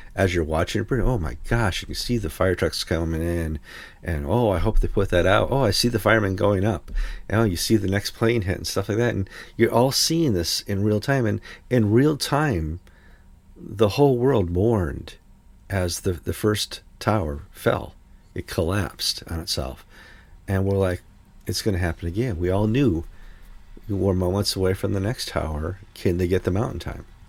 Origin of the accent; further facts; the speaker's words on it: United States; as an American